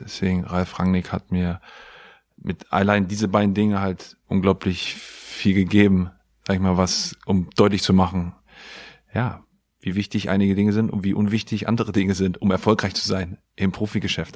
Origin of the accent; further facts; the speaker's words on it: Pattensen, Lower Saxony, Germany; moved away as an adult; also born or lived in England; Ich bin in Pattensen groß geworden, habe auf der KGS Hemming mein Abitur gemacht